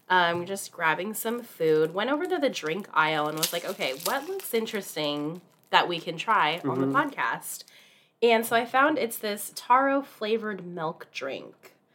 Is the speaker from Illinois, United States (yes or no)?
no; Hawaii, United States; now in Seattle, United States; I was born and raised in Hawaii